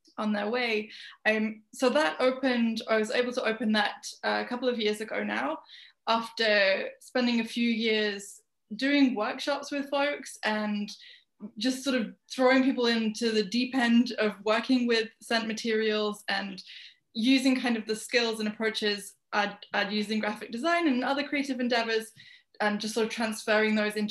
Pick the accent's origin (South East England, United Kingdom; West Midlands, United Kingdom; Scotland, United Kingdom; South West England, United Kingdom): West Midlands, United Kingdom; Birmingham; moved away as an adult; also born or lived in London; I was born in Birmingham, which is a city in the center of England in the UK. It's just like right in the middle, landlocked. And I lived there until I was 18, when I moved to London